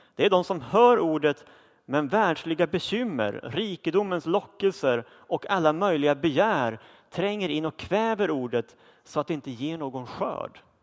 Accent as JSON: {"language": "Swedish", "country": "Sweden", "said": "nu lever vi som svenskar i ett av världens rikaste länder"}